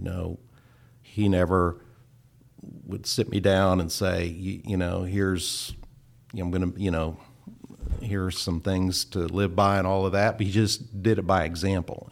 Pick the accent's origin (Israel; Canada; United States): United States; Kansas; moved away as an adult; also born or lived in Oklahoma; I grew up in Kansas, went to Kansas State